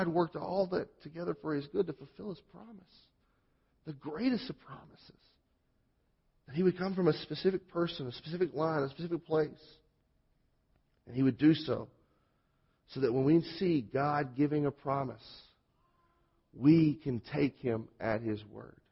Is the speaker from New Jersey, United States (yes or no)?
no; Mississippi, United States; born or raised there; accent: southern; moved away